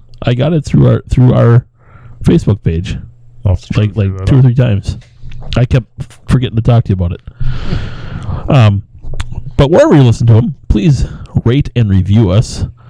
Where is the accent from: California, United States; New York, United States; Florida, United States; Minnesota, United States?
California, United States; now in Chicago, United States; Oh wait, I'm from California.